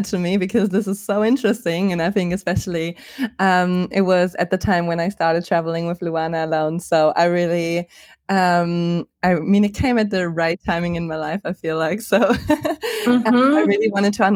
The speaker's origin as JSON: {"language": "English", "country": "Germany", "tie": "born or raised there", "moved": "yes", "said": "I was born in Germany"}